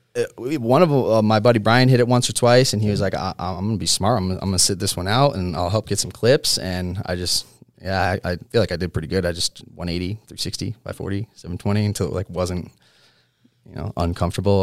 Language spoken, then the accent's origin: English; Connecticut, United States; moved away; I was born in Connecticut